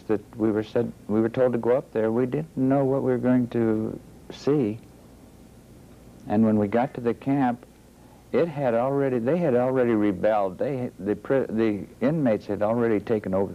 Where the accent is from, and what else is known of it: Youngstown, Ohio, United States; born or raised there